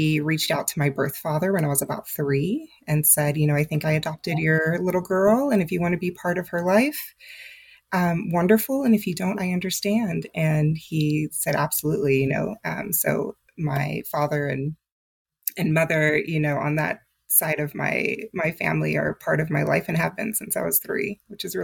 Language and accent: English; Texas, United States; moved away as an adult; now in Atlanta, Georgia, United States; I'm originally from Texas